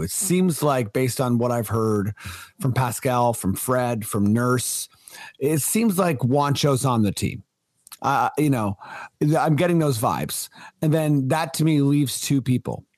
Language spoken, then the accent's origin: English; Toronto, Ontario, Canada; I was born in Toronto